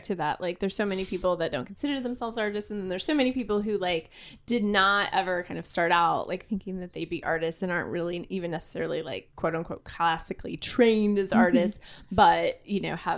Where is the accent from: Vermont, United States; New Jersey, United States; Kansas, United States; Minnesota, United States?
Kansas, United States; McPherson; now in Wichita, United States; I grew up in McPherson